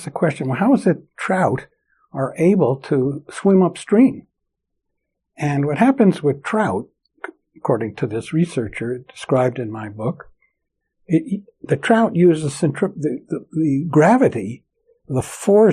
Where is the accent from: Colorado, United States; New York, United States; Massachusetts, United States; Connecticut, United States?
New York, United States; moved away; also born or lived in San Francisco Bay Area / Tokyo, Japan; I grew up in New York